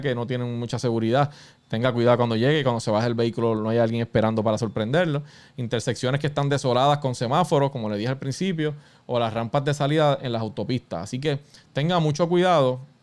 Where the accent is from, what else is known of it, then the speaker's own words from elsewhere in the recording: Puerto Rico; Todos somos puertorriqueños